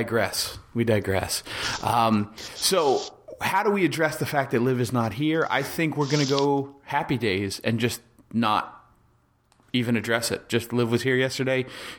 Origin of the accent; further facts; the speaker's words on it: New Jersey, United States; I was born and raised in Jersey.